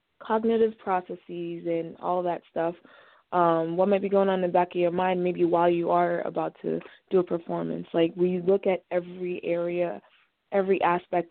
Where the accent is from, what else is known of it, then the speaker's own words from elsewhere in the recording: Nigeria; also born or lived in Boston area; now in Boston, United States; I'm originally from Nigeria, which is in West Africa, but we've lived around the Boston area for some time now